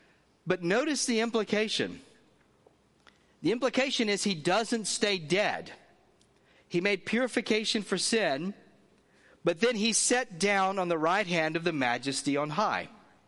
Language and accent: English; the South, United States; I told you I come from the South.